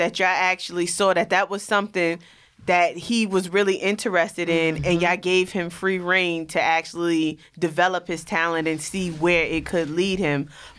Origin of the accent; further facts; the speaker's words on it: New York City, New York, United States; being that I was from Rockaway.